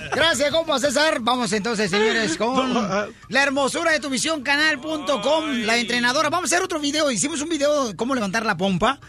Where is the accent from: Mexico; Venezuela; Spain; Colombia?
Mexico; Ocotlán, Jalisco; Yo soy de Ocotlán, Jalisco